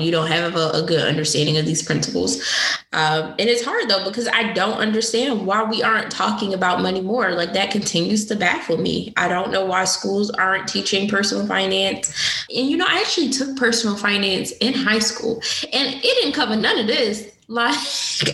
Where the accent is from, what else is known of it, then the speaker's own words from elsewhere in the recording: Newark, New Jersey, United States; she's actually from my hometown. She lives in Newark, New Jersey, which is where I was born.